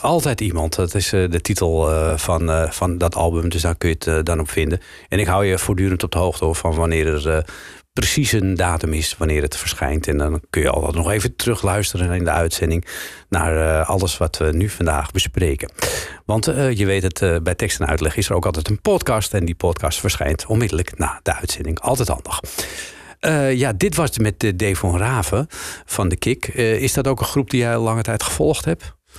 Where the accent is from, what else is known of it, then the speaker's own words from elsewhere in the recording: Amsterdam, North Holland, Netherlands; also born or lived in Haarlem; ik ben eh, natuurlijk een Amsterdammer. Dus ik moet altijd eh, verbloemen dat ik uit Amsterdam-West kom.